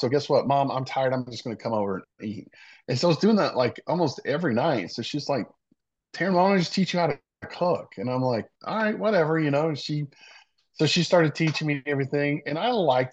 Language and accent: English; Savannah, Georgia, United States; also born or lived in Meridian, Mississippi; I lived pretty much my old childhood here in Savannah, going to the beach